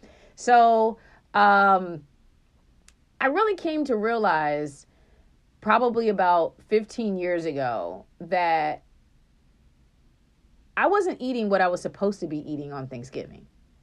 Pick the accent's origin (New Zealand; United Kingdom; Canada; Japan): Japan; born there; I was born in Japan, and so my parents bought this beautiful, like, it's not china, but it's like some type of dish that you bake